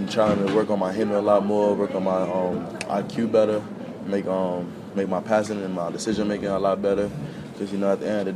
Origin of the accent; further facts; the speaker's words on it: New York City, New York, United States; coming up from Brooklyn